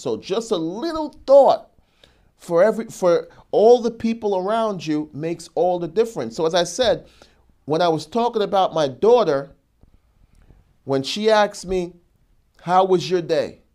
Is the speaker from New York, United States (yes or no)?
yes; New York, United States; I'm a New Yorker